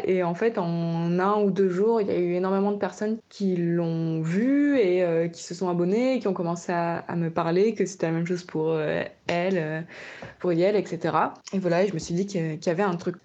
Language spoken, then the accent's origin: French; the countryside of the Nord, Hauts-de-France, France; moved away as an adult; also born or lived in Bordeaux; now in Corrèze, France; je viens de la campagne, du Nord, voilà, où j'ai vécu pendant 20 ans